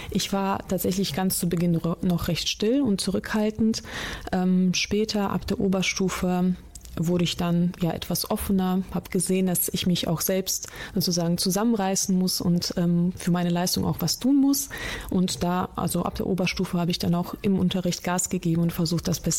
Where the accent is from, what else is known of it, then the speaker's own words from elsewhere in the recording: Essen, North Rhine-Westphalia, Germany; also born or lived in Russia; Ich komme aus Essen, aber gebürtig aus Russland.